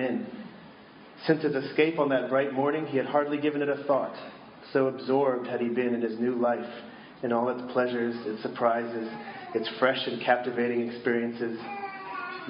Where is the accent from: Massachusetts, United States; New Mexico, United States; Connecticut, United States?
Massachusetts, United States; Boston; I grew up in Boston, where supposedly the TV show Cheers was from